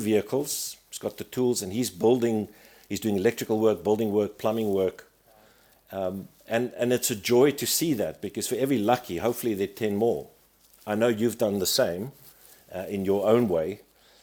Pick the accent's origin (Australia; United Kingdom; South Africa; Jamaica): South Africa; as a South African